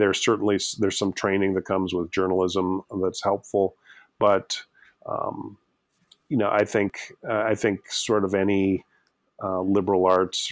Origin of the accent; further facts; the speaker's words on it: Austin, Minnesota, United States; also born or lived in Twin Cities suburb, Minnesota; Ended up running for state representative as a 21-year-old in Austin, Minnesota, my hometown